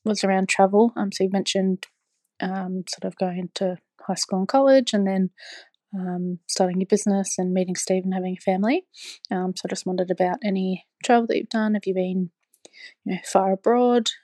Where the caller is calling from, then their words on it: Bendigo, Victoria, Australia; also born or lived in Canada; I'm calling from Australia. Um, I live in a town called Bendigo, which is about two hours north of Melbourne in Victoria